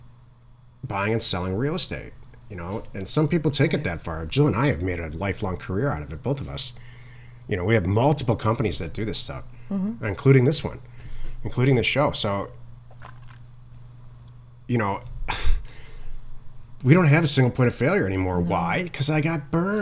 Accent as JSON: {"language": "English", "region": "Midwest", "country": "United States", "said": "I'm from the Midwest"}